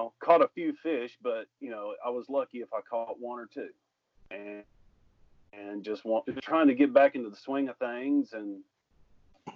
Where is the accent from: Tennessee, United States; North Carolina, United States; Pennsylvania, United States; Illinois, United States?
Tennessee, United States; Hendersonville; Born and raised in Middle Tennessee, grew up in Hendersonville, just down the road from Old Hickory Lake